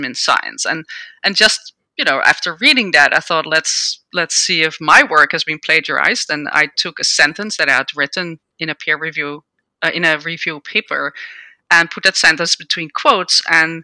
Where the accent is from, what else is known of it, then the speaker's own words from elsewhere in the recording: Netherlands; moved away as an adult; now in United States; I grew up in the Netherlands and I did a PhD in microbiology